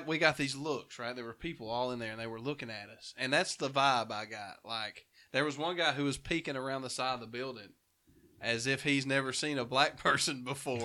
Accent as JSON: {"language": "English", "town": "Dora", "region": "Alabama", "country": "United States", "moved": "yes", "said": "I'm from Dora originally"}